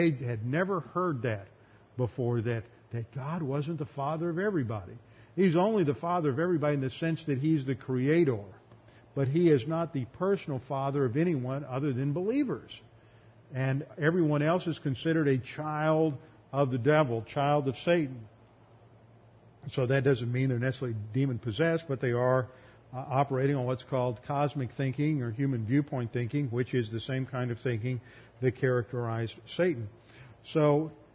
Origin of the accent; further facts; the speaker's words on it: Texas, United States; growing up in Texas